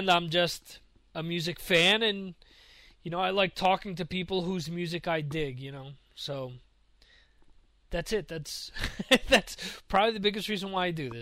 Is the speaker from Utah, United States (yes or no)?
no; Dover, New Jersey, United States; where I grew up in Dover, New Jersey.